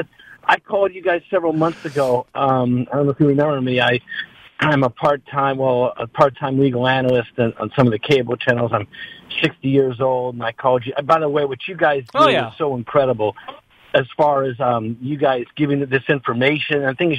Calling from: California, United States; The Bay Area.

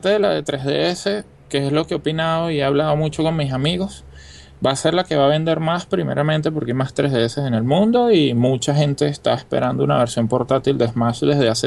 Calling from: Venezuela; de Venezuela.

